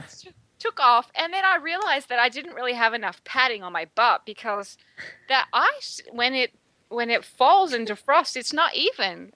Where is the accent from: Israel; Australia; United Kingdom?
Australia; now in Texas, United States; I'm from Australia